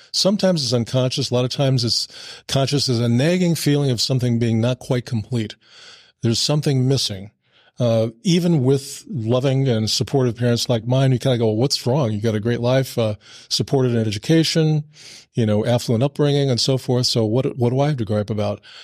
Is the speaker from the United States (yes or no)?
yes; Burlington, Iowa, United States; we moved back uh, uh, to my hometown in Burlington